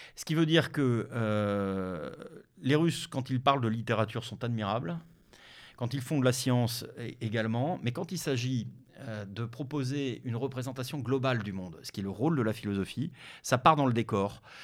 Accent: Denmark; moved away; Je suis né au Danemark. Le hasard de la vie euh, m'a fait naître au Danemark

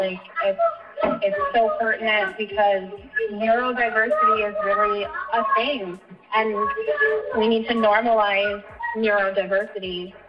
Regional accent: Alaska, United States; So I mentioned before that I'm from Alaska

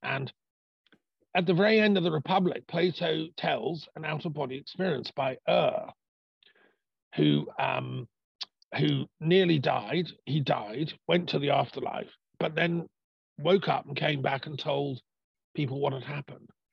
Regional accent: England, United Kingdom; I'm part Irish, you know, I'm English, I'm British

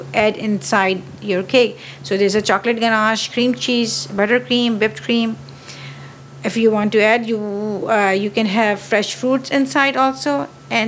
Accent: Pakistan; moved away; I'm a French pastry chef, but my origin is from Pakistan

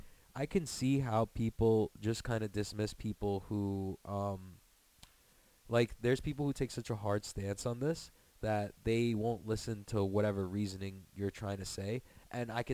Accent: New York City, New York, United States; now in Long Island, United States; I grew up in Queens

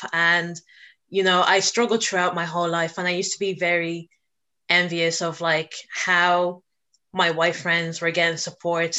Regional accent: Dublin, Leinster, Ireland; I was born and raised in Dublin

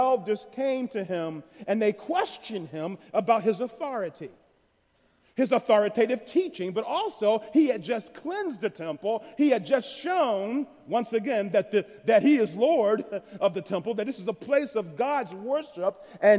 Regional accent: United States; especially as American Christians

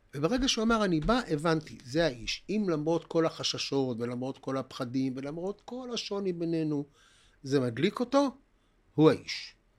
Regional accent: Haifa, Haifa District, Israel; גדלנו בעיר התחתית בחיפה

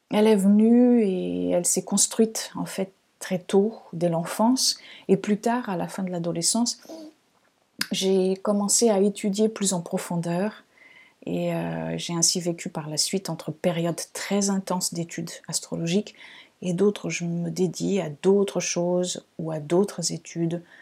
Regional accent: Lisbon, Portugal; born there; French is a second language; je suis née au Portugal, à Lisbonne. Vous avez peut-être entendu ici et là un petit accent. Donc, il vient de là-bas, même si on me dit souvent que je n'ai pas un accent portugais.

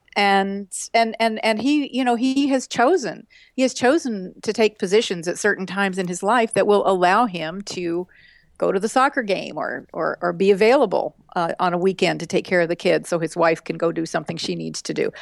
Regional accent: West Texas, United States; I grew up in West Texas in small towns

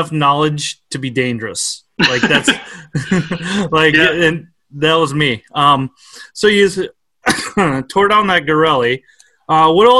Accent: Minnesota, United States; I'm from Minnesota

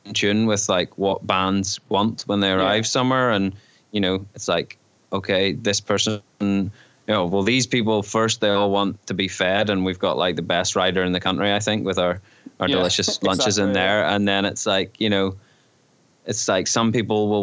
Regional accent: White Park Bay, Northern Ireland, United Kingdom; I grew up in White Park Bay

